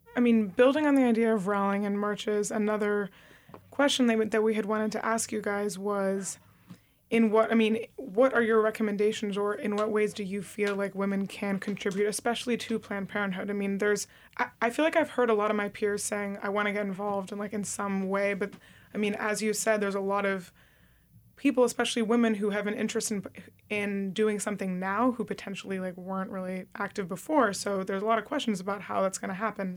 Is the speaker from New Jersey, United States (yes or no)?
yes; suburban New Jersey, United States; now in New York, United States; growing up in suburban New Jersey